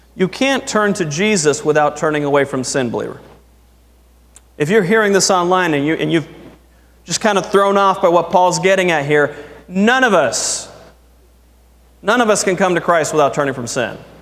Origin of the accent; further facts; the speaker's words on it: United States; I am proud to be an American